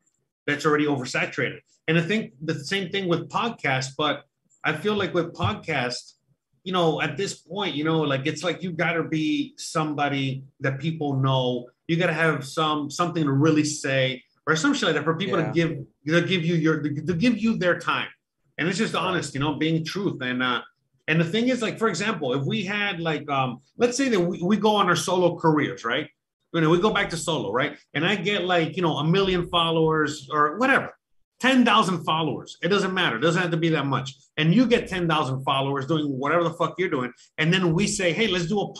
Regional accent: Florida, United States; I'm from Florida

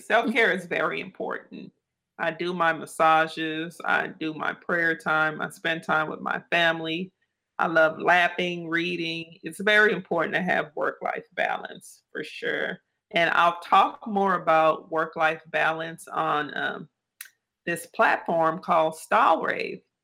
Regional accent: New Orleans, Louisiana, United States; that little girl growing up in New Orleans, Louisiana

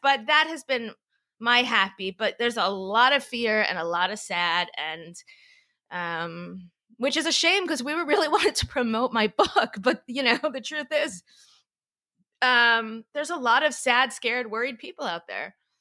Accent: Florida, United States; now in New York, United States; I'm from Florida

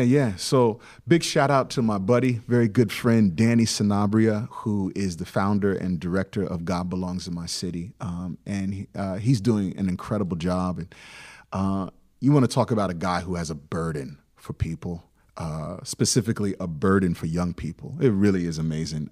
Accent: Hampton Roads, Virginia, United States; growing up in the Hampton Roads area

